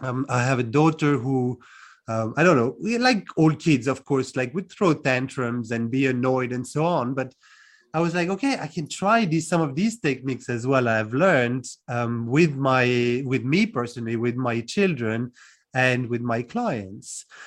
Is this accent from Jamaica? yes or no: no; France; also born or lived in United Kingdom; now in Cluj-Napoca, Romania; I'm originally from France, born and raised, and I left about 15 years ago to move to the UK first. And now I'm in Cluj-Napoca in Romania.